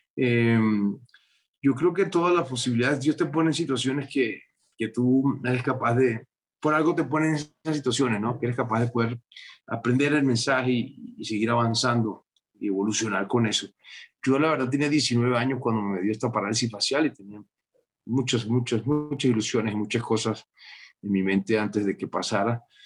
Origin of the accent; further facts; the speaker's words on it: Venezuela; moved away as an adult; now in Bogotá, Colombia; Salí de Venezuela hace 25 años y hace como 12 que no, que no vuelvo a, Venezuela